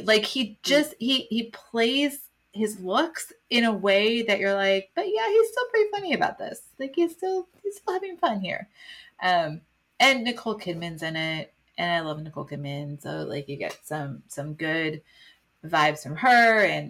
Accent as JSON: {"language": "English", "region": "Midwest", "country": "United States", "tie": "born or raised there", "said": "And so to know how different his experiences were from mine experiences growing up in the Midwest"}